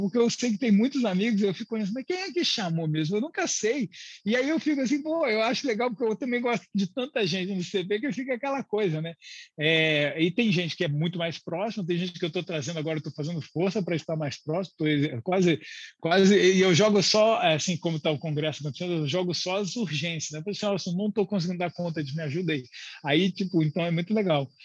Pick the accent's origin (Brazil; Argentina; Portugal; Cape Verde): Brazil